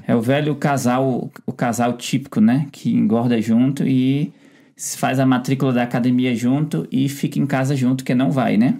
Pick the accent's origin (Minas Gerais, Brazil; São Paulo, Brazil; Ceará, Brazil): Ceará, Brazil; a gente é do Ceará